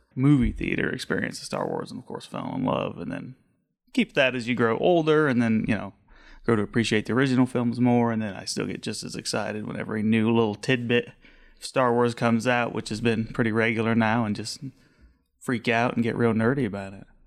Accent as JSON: {"language": "English", "town": "Haxtun", "region": "Colorado", "country": "United States", "tie": "born or raised there", "said": "born and raised, um, out on the eastern plains by Nebraska, a little town called Haxton, middle of nowhere."}